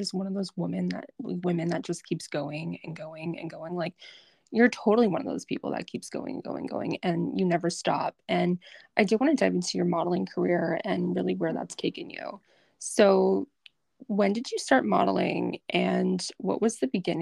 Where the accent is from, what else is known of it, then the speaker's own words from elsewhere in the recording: Canada; I'm French Canadian